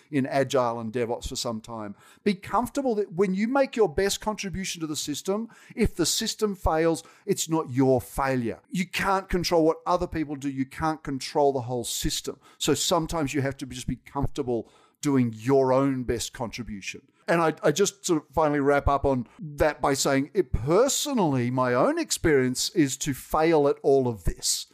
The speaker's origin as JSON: {"language": "English", "country": "Australia", "accent": "Australian", "moved": "as an adult", "lives_now": "United States", "said": "I will never not have been Australian. And you can tell from my accent, that ain't going away"}